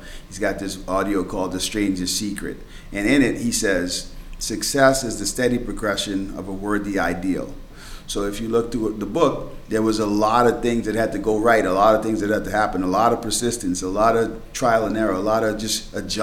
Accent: Bahamas; moved away; I was born and raised in the Bahamas, and now I'm stuck in the snow

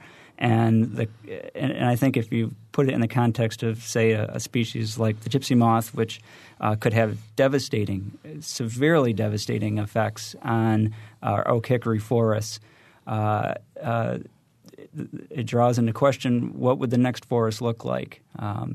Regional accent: New England, United States; now in Indiana, United States; I'm originally from New England

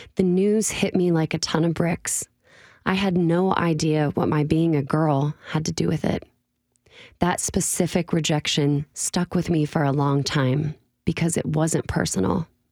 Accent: Illinois, United States; born or raised there; moved away as an adult; now in Nashville, United States

